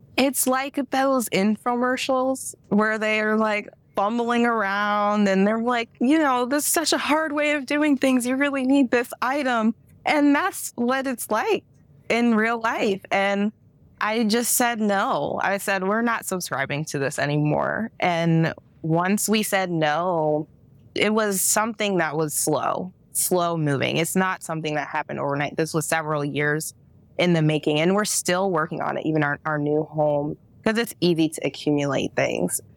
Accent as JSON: {"language": "English", "town": "Akron", "region": "Ohio", "country": "United States", "tie": "born or raised there", "also_born_or_lived": "Kent, Ohio", "said": "we grew up in Akron, but I was actually in Kent, Ohio before moving to Akron"}